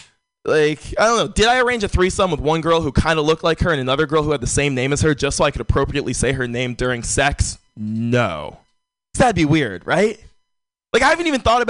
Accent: San Francisco, California, United States; Born and raised in San Francisco

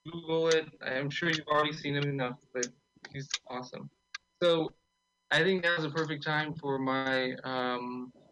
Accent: Austin, Texas, United States; I'm from Austin.

